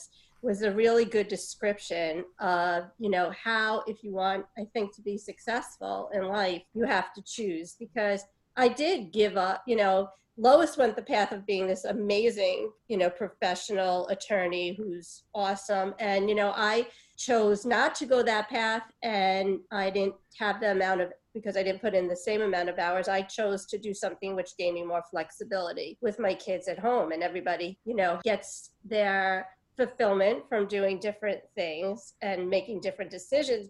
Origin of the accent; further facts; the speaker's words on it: New York City, New York, United States; I was born in Brooklyn, before Brooklyn was cool